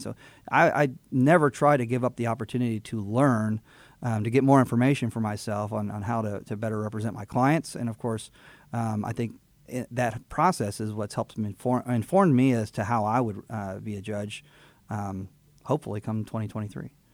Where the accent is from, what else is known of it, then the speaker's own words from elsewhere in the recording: Houston, Texas, United States; also born or lived in Fort Bend County, Texas; now in Montgomery County, United States; I am from Texas, born in Houston, born in the medical center. And so I'm, I'm native to the area